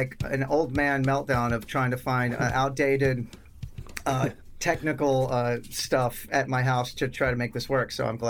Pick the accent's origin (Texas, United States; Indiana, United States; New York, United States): Texas, United States; Sherman; also born or lived in Austin, Texas; I was born and raised in a town called Sherman, which is about an hour north of Dallas. And it's like a trailer park town. You know, it's real fucking Texas.